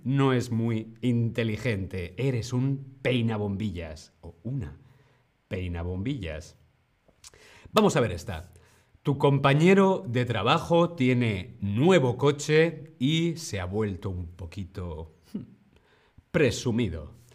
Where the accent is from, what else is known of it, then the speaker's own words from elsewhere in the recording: Community of Madrid, Spain; En la región de Madrid, donde yo vengo, donde yo nací